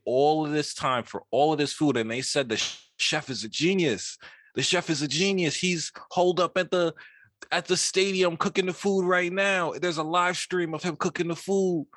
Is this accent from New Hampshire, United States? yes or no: no; New York City, New York, United States; I'm from Queens.